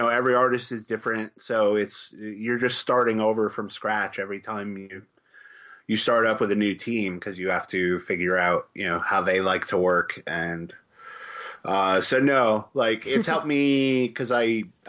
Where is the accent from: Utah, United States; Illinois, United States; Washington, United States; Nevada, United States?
Illinois, United States; Chicago; I grew up in Chicago, and I was a latchkey kid